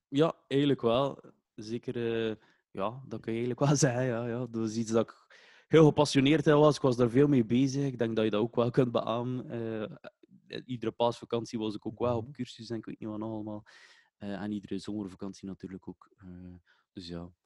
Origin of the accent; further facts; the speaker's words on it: Waregem, Flanders, Belgium; also born or lived in Kortrijk; Geboren in Kortrijk, maar wel eh, getogen ah, in Waregem.